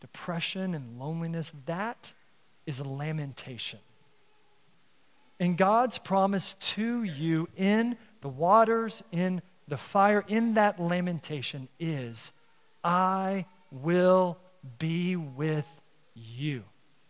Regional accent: Texas, United States; now in Council Bluffs, United States; my hometown, the 48th governor of Texas is from my hometown.

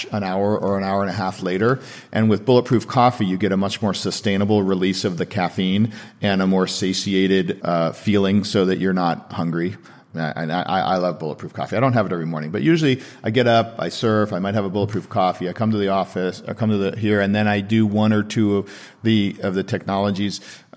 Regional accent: Seattle, Washington, United States; now in Santa Monica, United States; I'm from Seattle

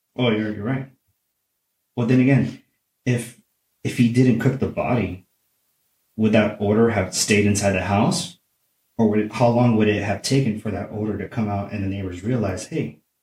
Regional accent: Oceanside, California, United States; my hometown, Oceanside, California

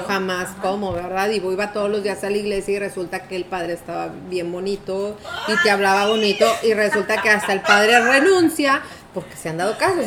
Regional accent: Mexico; la cultura que nos inculcaron como mexicanos

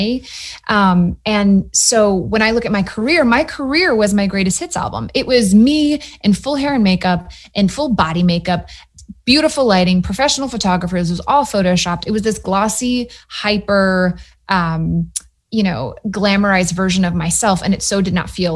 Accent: Matthews, North Carolina, United States; moved away as an adult; also born or lived in New York / Austin, Texas; I grew up in Matthews, North Carolina, outside of Charlotte

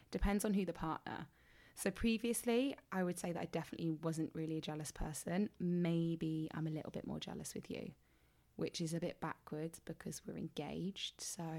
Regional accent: England, United Kingdom; I'm from England.

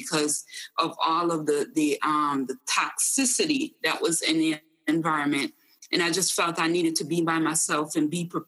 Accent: Jamaica; who I was as a Jamaican woman

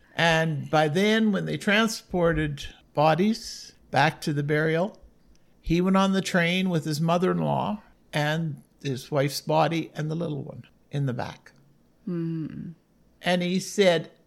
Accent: Collingwood, Ontario, Canada; born or raised there; also born or lived in Smiths Falls, Ontario / Bracebridge, Ontario / Listowel, Ontario

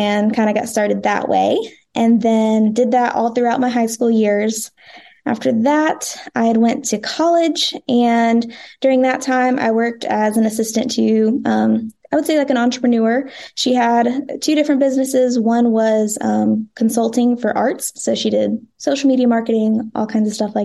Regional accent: North Carolina, United States; now in Franklin, United States; It's different from where I'm from. I'm from North Carolina

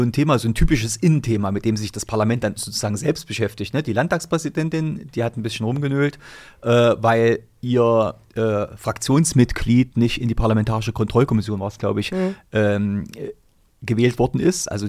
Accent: East Germany, Germany; Also klar ist die Sache bei uns im Osten entstanden.

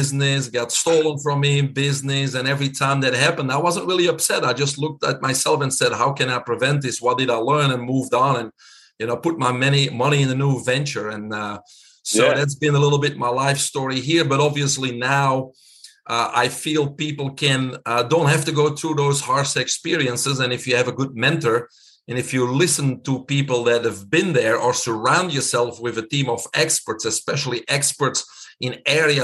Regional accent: Belgium; moved away as an adult; now in Florida, United States; everybody can hear my accent. I'm keeping it. I'm originally from Belgium.

